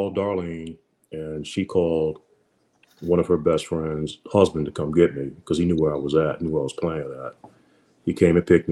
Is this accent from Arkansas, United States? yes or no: no; Alexandria, Virginia, United States; moved away as an adult; also born or lived in Boston; now in Pennsylvania, United States; So I grew up in Alexandria. That was a mailing address. Fairfax County was the county I grew up in. But I grew up in Franconia area.